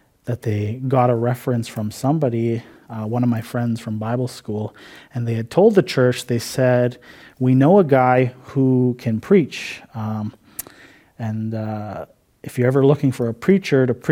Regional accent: Cumberland House, Saskatchewan, Canada; I'm from Cumberland House Cree Nation. I grew up there my whole life.

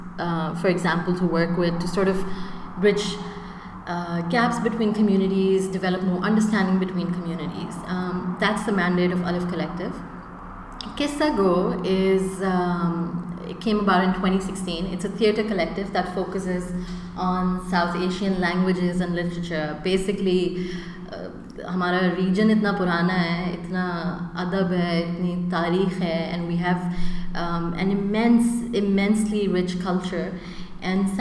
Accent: United Arab Emirates; I'm half Indian, half Pakistani. I've grown up in the UAE

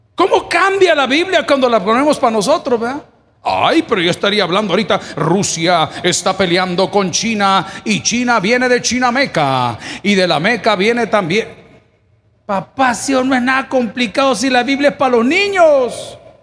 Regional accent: El Salvador; moved away; yo soy salvadoreño

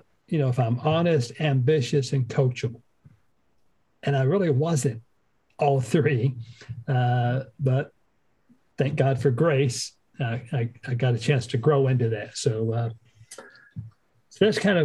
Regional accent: Western North Carolina, United States; moved away as an adult; also born or lived in North Dakota; We're from Western North Carolina

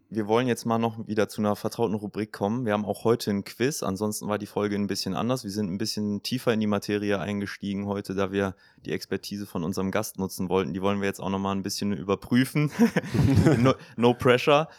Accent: Bergisches Land, near Gummersbach, North Rhine-Westphalia, Germany; ich komme ja aus der Nähe, Gummersbach ist meine Kreishauptstadt

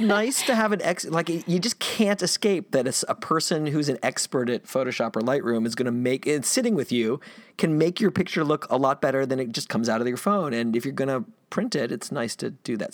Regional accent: Gainesville, Florida, United States; I grew up in Gainesville, Florida

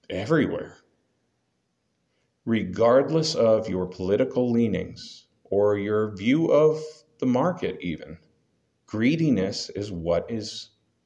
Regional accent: United States; We just happen to be Americans

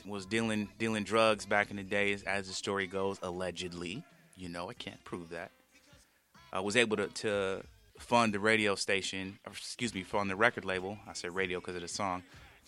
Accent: West Coast, United States; It's one thing I loved about growing up on the West Coast

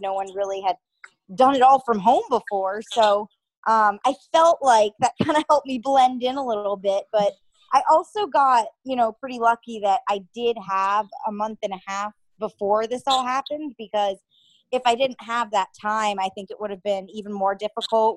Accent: Connecticut, United States; moved away; I am from Connecticut, um, where I'm from is probably around 45 minutes out of New York City

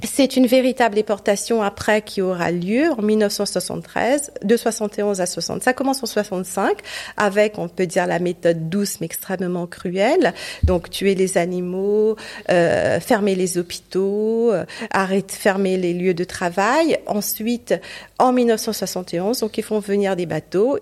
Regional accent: Port Louis, Mauritius; moved away; c'était à Maurice pendant longtemps, au, mon pays natal où je suis née et j'ai grandi

